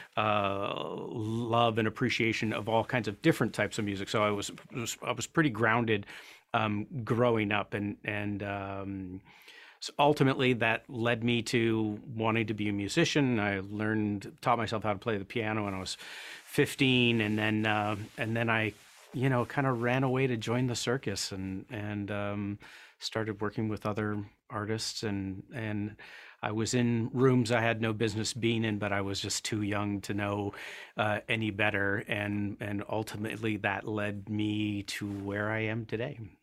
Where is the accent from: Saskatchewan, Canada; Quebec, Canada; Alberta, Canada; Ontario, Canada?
Ontario, Canada; Paris; also born or lived in Toronto; grew up, um, in a little town called Paris, Ontario, which is about seventy miles, kind of, a little bit southwest of Toronto. I was born in Toronto